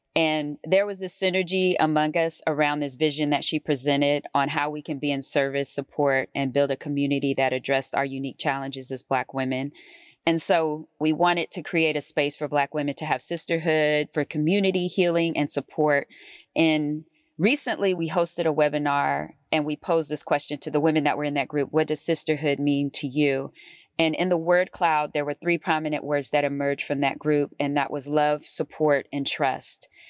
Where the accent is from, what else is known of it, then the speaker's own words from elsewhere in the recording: Oakland, California, United States; I grew up in Oakland, California